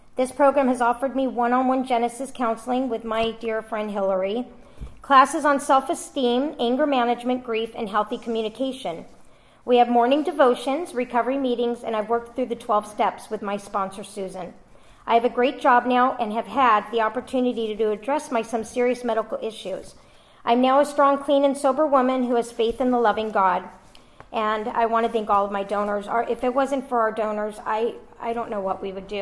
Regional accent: Los Angeles, California, United States; I was born in Encino, California in 1971.

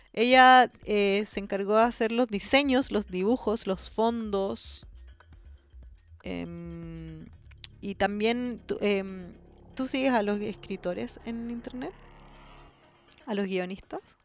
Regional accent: Chile; De Chile

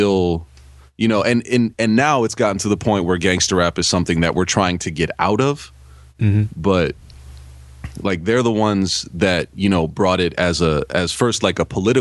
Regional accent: Bay Area, California, United States; growing up in California in the Bay Area

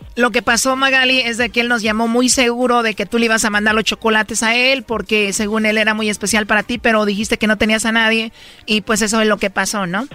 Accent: Jalisco, Mexico; yo soy de Jalisco

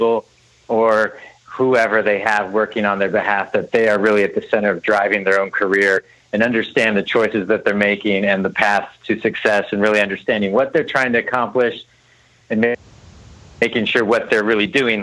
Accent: San Diego, California, United States; moved away as an adult; also born or lived in Nashville; I grew up in San Diego, but wanted to pursue music and went to Nashville to college

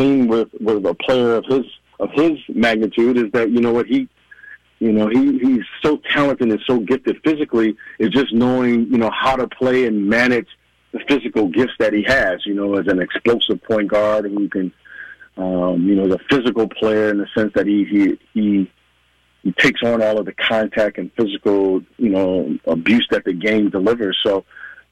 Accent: Midwest, United States; growing up in the Midwest

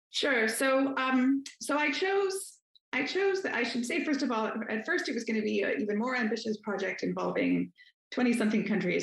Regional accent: Northern Virginia, United States; I grew up in Northern Virginia

